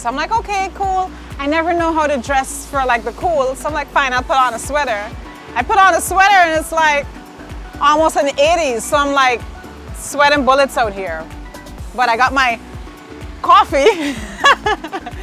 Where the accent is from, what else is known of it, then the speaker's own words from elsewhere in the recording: Linden, Upper Demerara-Berbice, Guyana; moved away as an adult; now in New York, United States; I'm actually from Linden in Guyana